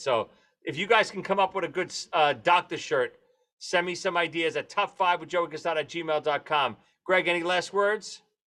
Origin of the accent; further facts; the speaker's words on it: New York, United States; we're from New York